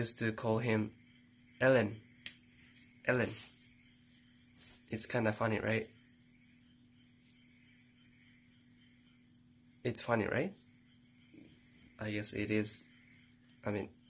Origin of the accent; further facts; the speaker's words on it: Japan; English is a second language; moved away as an adult; now in United States; I'm from Japan